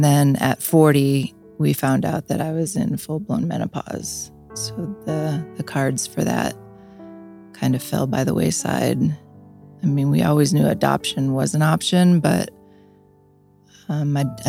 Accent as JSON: {"language": "English", "town": "Niagara Falls", "region": "New York", "country": "United States", "tie": "born or raised there", "said": "I grew up in Niagara Falls"}